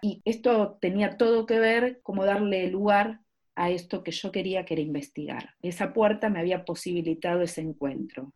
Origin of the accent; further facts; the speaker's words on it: Argentina; Soy argentina y trabajo en dos universidades